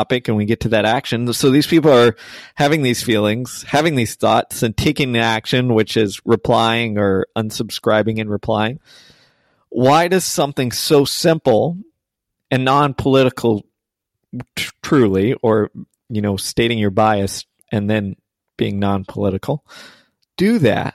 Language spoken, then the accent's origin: English; Texas, United States; I grew up in Texas